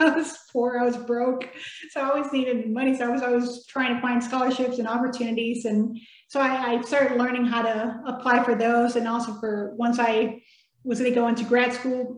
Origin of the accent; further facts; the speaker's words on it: Texas, United States; first language Spanish; English is a second language; moved away as an adult; also born or lived in Mexico / Biloxi, Mississippi; I was born in Mexico, of course, and moved to Texas